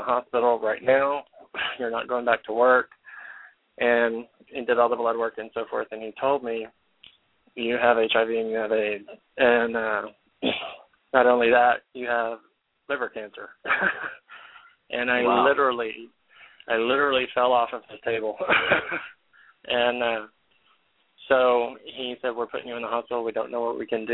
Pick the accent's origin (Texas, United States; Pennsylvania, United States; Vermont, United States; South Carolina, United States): Texas, United States; Lubbock; moved away as an adult; now in Jacksonville, United States; Lubbock, Texas is my hometown.